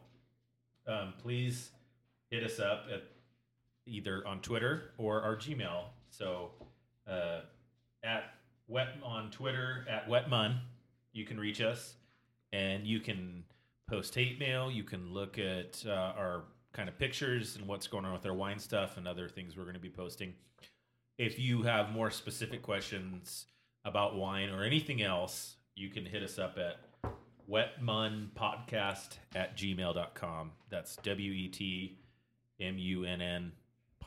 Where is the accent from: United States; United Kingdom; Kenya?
United States; Nampa, Idaho; We're from Nampa.